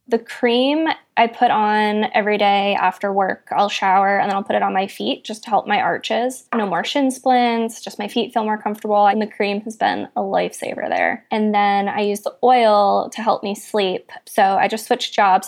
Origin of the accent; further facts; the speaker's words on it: Boston, Massachusetts, United States; I'm from Boston. That is that is literally a love language here